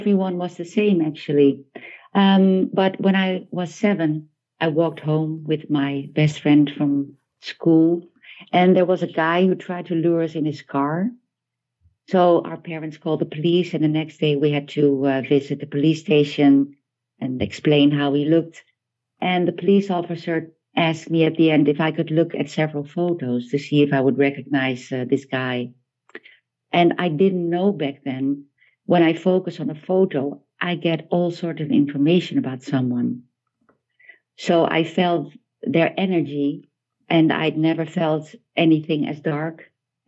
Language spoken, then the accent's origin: English; Amsterdam, North Holland, Netherlands; I'm from the Netherlands, Amsterdam